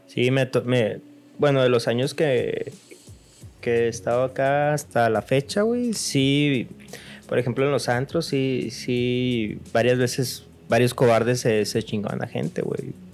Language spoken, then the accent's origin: Spanish; Sinaloa, Mexico; accent: Sinaloan; un sinaloense, a, pesar de que se burlan en, otros lugares de nuestro acento y cómo hablamos.